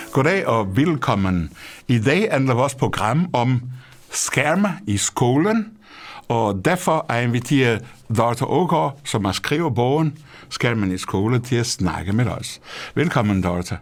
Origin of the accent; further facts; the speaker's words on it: Portugal; Danish is a second language; moved away as an adult; now in Denmark; Portugal, hvor jeg kommer fra